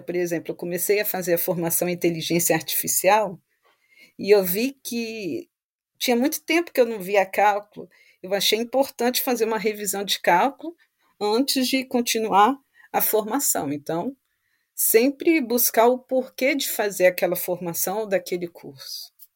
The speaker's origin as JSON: {"language": "Portuguese", "town": "Vitória", "region": "Espírito Santo", "country": "Brazil", "moved": "as an adult", "lives_now": "France", "said": "eu sou de Vitória, Espírito Santo"}